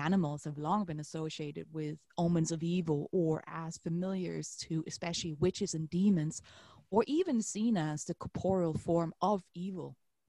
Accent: Denmark; moved away; my home country of Denmark

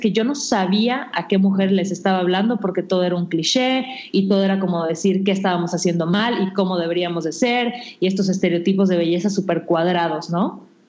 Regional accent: Mérida, Yucatán, Mexico; moved away as an adult; now in Mexico City, Mexico; me mudé a la Ciudad de México, porque yo soy de Mérida

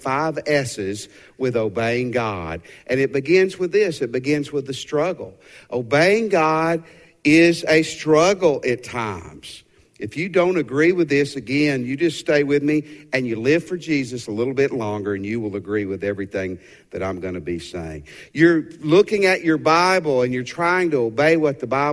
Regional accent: Tennessee, United States; growing up as a youth, as a young man in Tennessee.

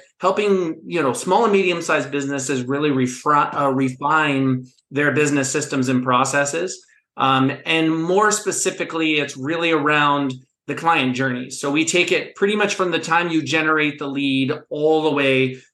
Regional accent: Pittsburgh, Pennsylvania, United States; now in Asheville, United States; I'm not originally from the South. I grew up in the Steel City of Pittsburgh, Pennsylvania

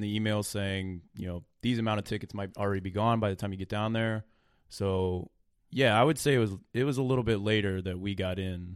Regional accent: Illinois, United States; we're from Illinois

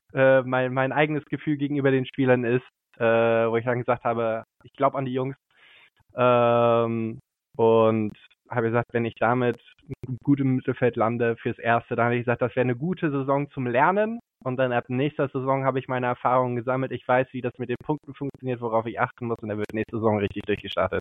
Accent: Brilon, North Rhine-Westphalia, Germany; also born or lived in Shanghai; geboren bin ich im Sauerland, im schönen kleinen Städtchen namens Brilon

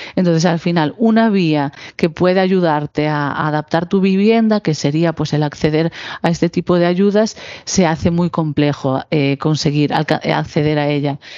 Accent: Galicia, Spain; nuestra comunidad, ¿no? Pues en comunidades como la gallega

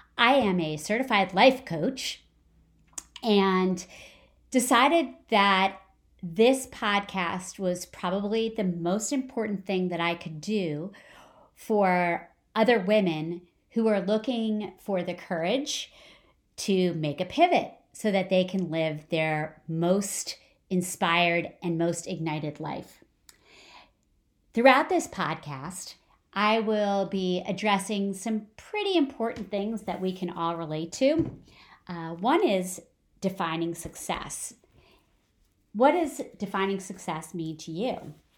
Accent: New Jersey, United States; moved away; I grew up in New Jersey. I grew up about twenty minutes from the George Washington Bridge

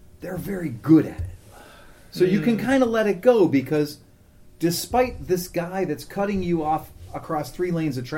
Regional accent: United States; I am an American

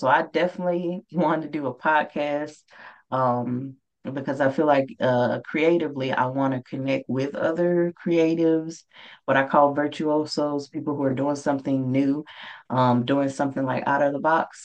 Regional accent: Mississippi, United States; moved away; my home state of Mississippi

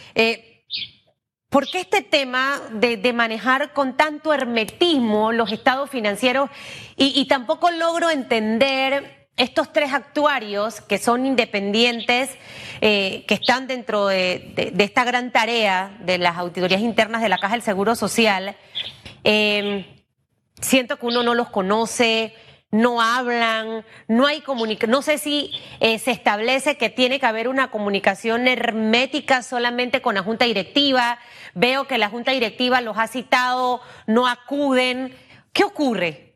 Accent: Panama; como panameña

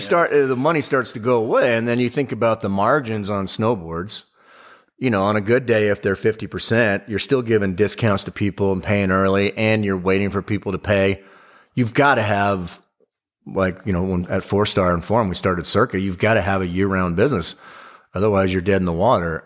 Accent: Big Bear Lake, California, United States; also born or lived in Orange County, California; I grew up in Big Bear Lake, but I moved down to Orange County when I was, uh, early in my teens, and then I went back up to Big Bear Lake

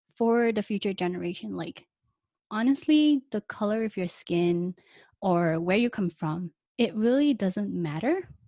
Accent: Kuala Lumpur, Malaysia; moved away as an adult; also born or lived in United Kingdom; I grew up in Malaysia until I was twenty-one, and I actually left Malaysia, um, K L to go to U K before I came here.

